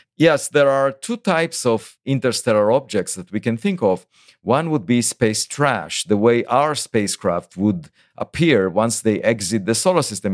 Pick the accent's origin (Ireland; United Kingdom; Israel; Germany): Israel; moved away as an adult; now in United States; I was born in Israel, and there is obligatory military service